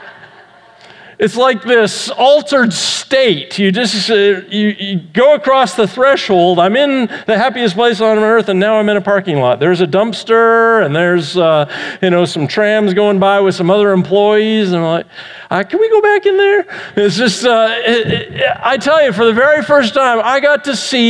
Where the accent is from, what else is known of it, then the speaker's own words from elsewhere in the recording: Vancouver, British Columbia, Canada; I grew up in Vancouver, Canada